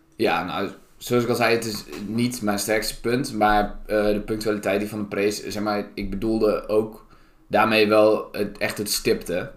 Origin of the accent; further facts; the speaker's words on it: Staphorst, Overijssel, Netherlands; moved away as an adult; now in Groningen, Netherlands; Ik kom uit uh, Staphorst